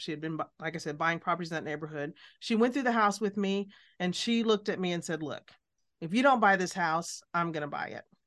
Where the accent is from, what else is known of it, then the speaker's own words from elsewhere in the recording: Alabama, United States; moved away; also born or lived in Midwest; I was born in Alabama, lived in the Midwest